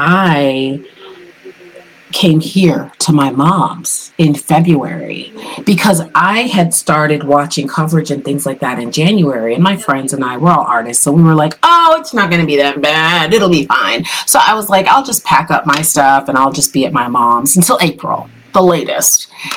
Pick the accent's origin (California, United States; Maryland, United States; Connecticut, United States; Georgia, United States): Connecticut, United States; South Windsor; But yeah, I grew up in Connecticut, in South Windsor, Connecticut.